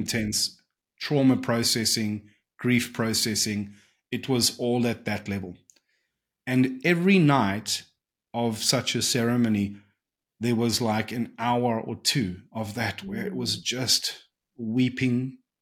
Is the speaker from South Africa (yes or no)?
yes; South Africa; growing up in South Africa